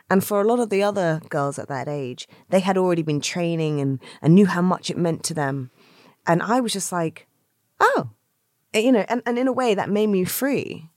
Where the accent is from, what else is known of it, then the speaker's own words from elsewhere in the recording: London, United Kingdom; where I grew up in South London, in Brixton